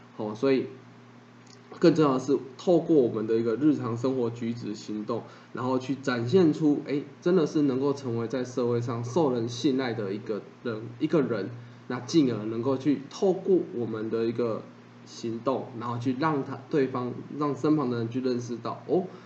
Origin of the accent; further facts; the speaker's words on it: Taiwan; 我们之称为台湾人